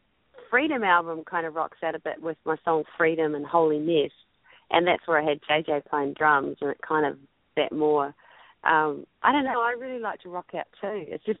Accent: New Zealand; and I'm also a New Zealander, so you just heard my song.

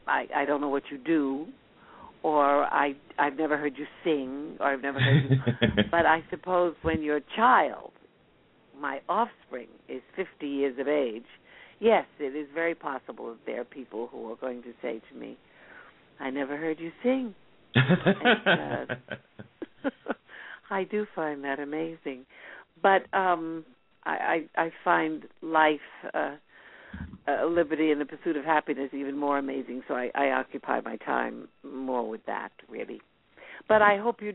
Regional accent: New York City, New York, United States; I was born and brought up in New York City

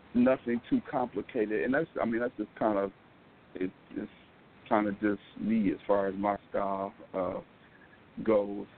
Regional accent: Detroit, Michigan, United States; I grew up in Detroit

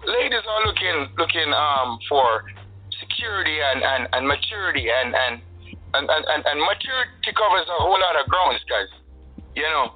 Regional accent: Jamaica; I was born in Jamaica

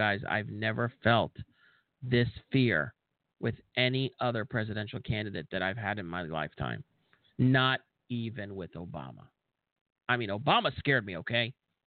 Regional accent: United States

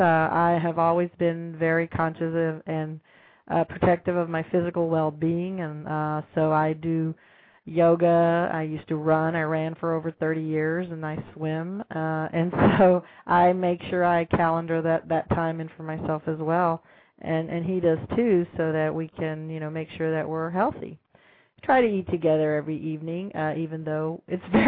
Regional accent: Austin, Texas, United States; I'll be here in my hometown

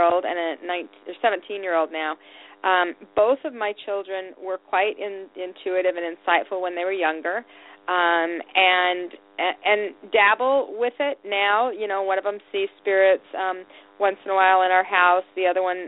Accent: Salt Lake City, Utah, United States; I was raised in Salt Lake City, Utah.

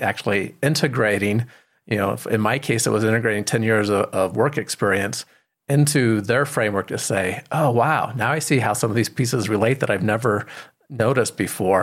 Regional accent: Colorado, United States; I'm from Colorado

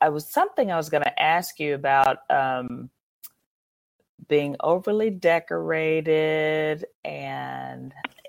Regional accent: Chicago, Illinois, United States; moved away; I grew up in Chicago

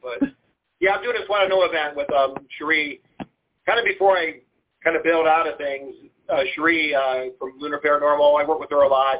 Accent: Lorain, Ohio, United States; moved away as an adult; now in Charlottesville, United States; I grew up on Lake Erie, you know, in Lorraine

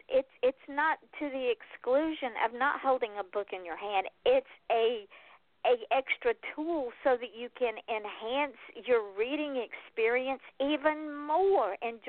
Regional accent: the South, United States; Well, I'm from the South. I can't help it. Welcome to my home.

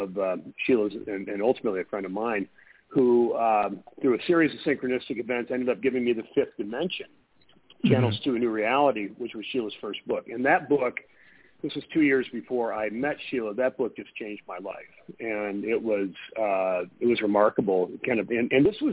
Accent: Michigan, United States; now in Phoenix, United States; I grew up in Michigan.

